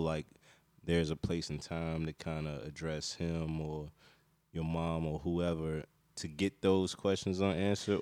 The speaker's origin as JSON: {"language": "English", "region": "North Carolina", "country": "United States", "tie": "born or raised there", "also_born_or_lived": "Washington, D.C.", "said": "I grew up in North Carolina, but I was born in D C and we moved to North Carolina to get away from the violence and stuff like"}